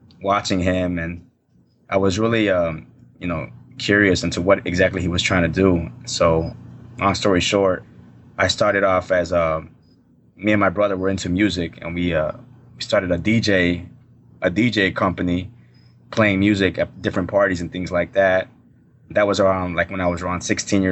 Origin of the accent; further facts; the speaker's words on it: Chicago, Illinois, United States; I grew up in the north side of Chicago.